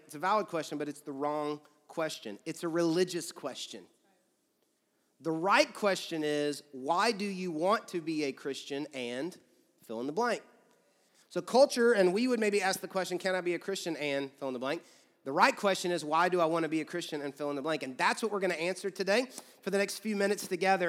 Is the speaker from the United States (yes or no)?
yes; Georgia, United States; now in Louisville, United States; I grew up in Georgia